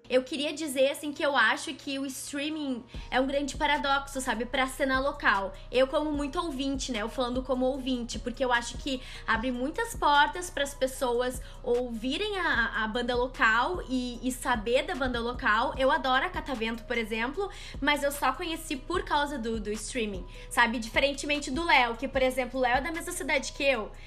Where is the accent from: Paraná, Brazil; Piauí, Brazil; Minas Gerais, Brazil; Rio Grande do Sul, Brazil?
Rio Grande do Sul, Brazil; Porto Alegre; also born or lived in São Leopoldo; eu sou de São Leopoldo, mas eu passei minha vida inteira em Porto Alegre praticamente